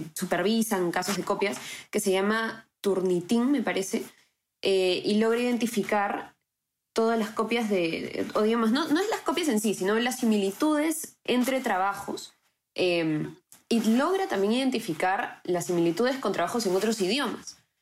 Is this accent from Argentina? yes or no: no; Peru; nosotros como peruanos